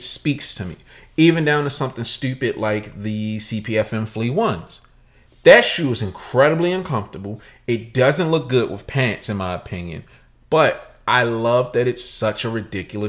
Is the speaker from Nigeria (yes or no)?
yes; Nigeria; I'm Nigerian